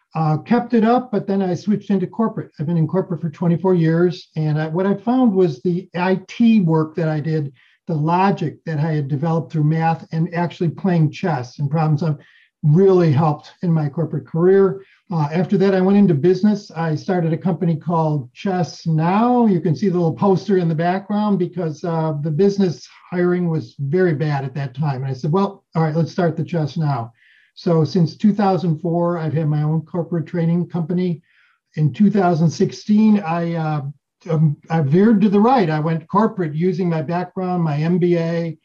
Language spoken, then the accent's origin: English; Chicago, Illinois, United States; I'm a West Suburban Chicago boy my whole life.